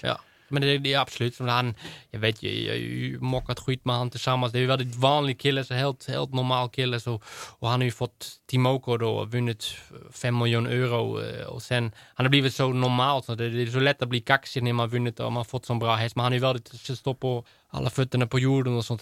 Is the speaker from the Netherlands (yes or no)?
yes; Netherlands; Swedish is a second language; now in Sweden; mitt hemland, så det är, jag är holländare och jag kommer alltid vara holländare